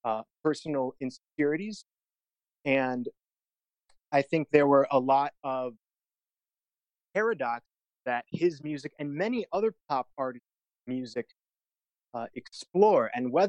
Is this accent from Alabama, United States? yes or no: no; Detroit, Michigan, United States; Detroit, Michigan.